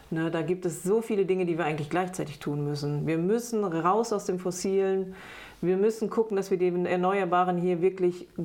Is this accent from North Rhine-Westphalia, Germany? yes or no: yes; Bad Lippspringe, North Rhine-Westphalia, Germany; Ich komme aus Bad Lippspringe. Bad Lippspringe ist ein schöner Ort mit ganz viel schützenswerter Natur drumherum.